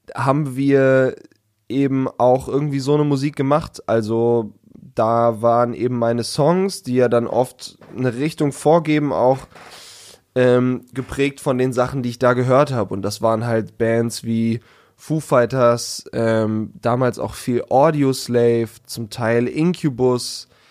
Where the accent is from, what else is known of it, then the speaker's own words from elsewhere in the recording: Hanover, Lower Saxony, Germany; aus Hannover